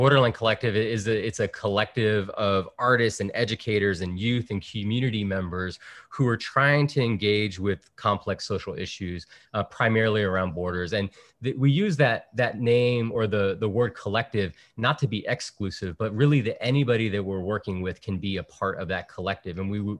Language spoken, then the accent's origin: English; Virginia, United States; born there; So my father is from El Salvador. My mother is from Puerto Rico. And I was born on the East Coast in Virginia.